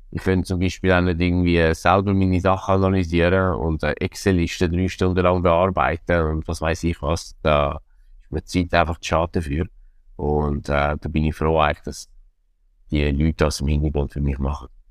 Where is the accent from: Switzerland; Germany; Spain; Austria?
Switzerland; Zurich; als Zürcher